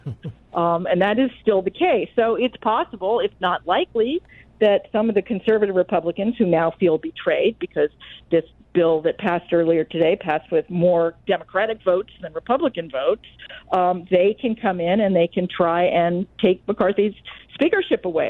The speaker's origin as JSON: {"language": "English", "town": "Washington", "region": "District of Columbia", "country": "United States", "tie": "born or raised there", "said": "I grew up in Washington D.C., so obviously I'm often surrounded by people who have some link to the federal government"}